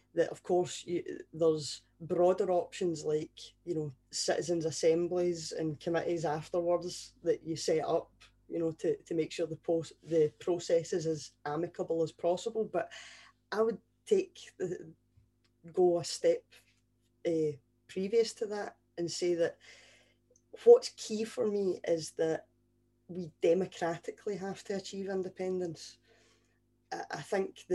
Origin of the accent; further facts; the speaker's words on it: Scotland, United Kingdom; from a Scottish perspective